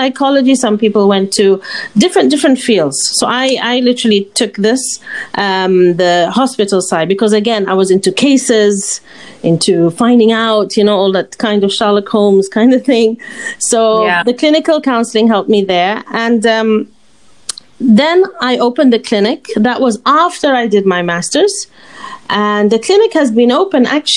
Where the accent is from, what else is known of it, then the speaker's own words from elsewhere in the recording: Oman; we're from Oman